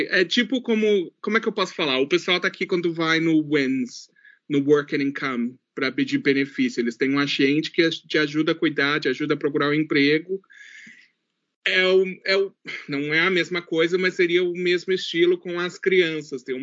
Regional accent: New Zealand; accent: gaúcho; also born or lived in Rio Grande do Sul, Brazil; brasileiro, mas a Nova Zelândia é a minha casa. Foi onde eu cresci, foi onde eu tive minhas experiências.

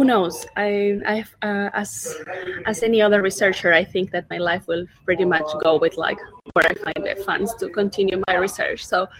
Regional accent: Chachapoyas, Amazonas, Peru; moved away as an adult; also born or lived in Finland / United States; now in Helsinki, Finland; I am originally from Peru. I'm from a very small town called Chachapoyas, which is in like super north of Peru, a small village. I think it could be categorized as that. But I've moved in here for the last 4 years

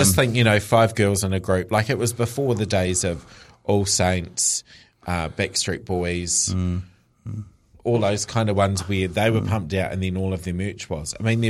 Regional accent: Liverpool, North West England, United Kingdom; I'm from Liverpool. It was a name that was not celebrated celebrated in that region.

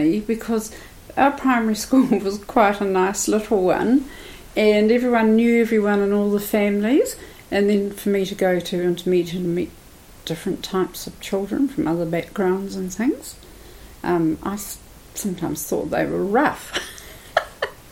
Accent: Palmerston North, Manawatū-Whanganui, New Zealand; also born or lived in Wellington / Gisborne; I grew up in Palmerston North and went to school there

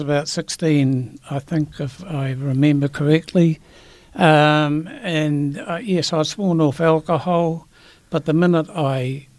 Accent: Christchurch, Canterbury, New Zealand; Yes, I am. Yes, I'm from Christchurch.

